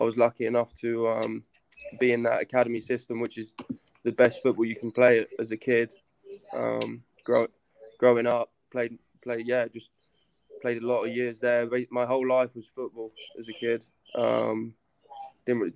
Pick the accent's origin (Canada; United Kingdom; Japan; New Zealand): United Kingdom; south coast of England; also born or lived in Kent, England; I was born in Kent in England. This is like south of London. Grew up there till I was about five. And moved down to the south coast